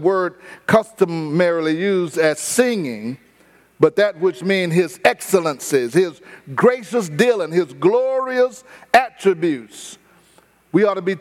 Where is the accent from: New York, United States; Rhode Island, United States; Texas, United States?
Texas, United States; Houston; I didn't tell them I was from Fifth Ward.